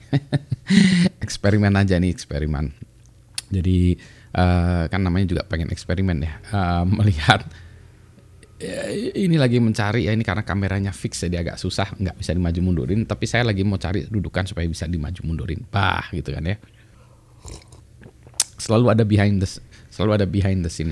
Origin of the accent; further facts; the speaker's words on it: Bandung, West Java, Indonesia; Misalnya dulu saya besar di kota Bandung misalnya